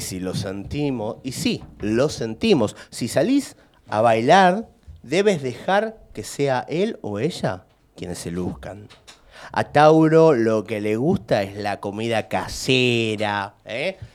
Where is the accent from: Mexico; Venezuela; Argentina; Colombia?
Argentina; Lanús, Buenos Aires Province; yo soy de Lanús